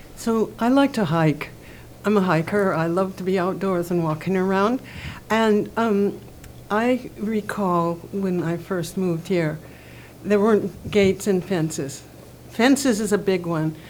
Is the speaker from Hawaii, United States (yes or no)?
yes; Oahu, Hawaii, United States; now in Kohala, United States; I grew up on Oahu and in a plantation setting, and when I moved here